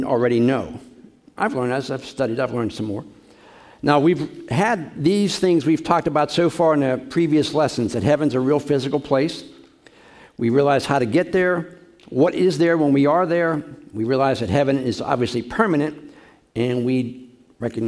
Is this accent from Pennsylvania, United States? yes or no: yes; Pittsburgh, Pennsylvania, United States; I'm from Pittsburgh